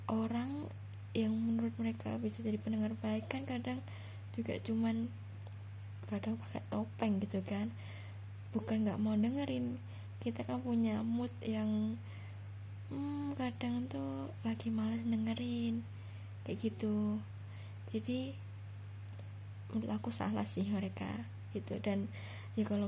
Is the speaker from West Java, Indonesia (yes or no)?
no; Central Java, Indonesia; nah terus aku tuh asal Jawa Tengah aku masih kuliah uh, semester 5